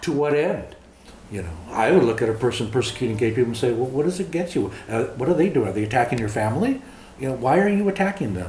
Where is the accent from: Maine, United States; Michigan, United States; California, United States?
California, United States; Los Angeles; first language English; moved away as an adult; also born or lived in Montana / Minnesota / Texas; I grew up in Los Angeles, East Los Angeles. Born in East.